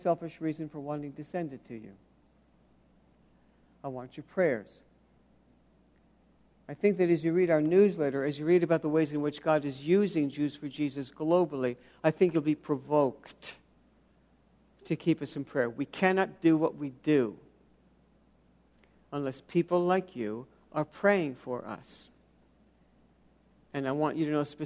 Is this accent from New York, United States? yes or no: yes; New York City, New York, United States; I grew up in New York City.